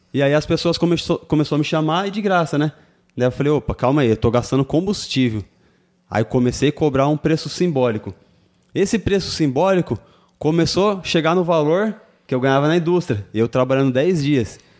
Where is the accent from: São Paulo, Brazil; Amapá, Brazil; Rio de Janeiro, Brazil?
São Paulo, Brazil; Suzano; Nascido Suzano e sou de Suzano.